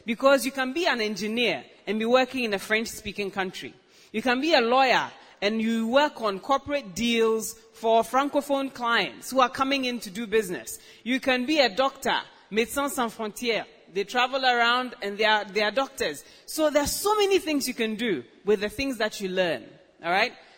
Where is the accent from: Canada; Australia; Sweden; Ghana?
Ghana; I was born and raised right here in Ghana.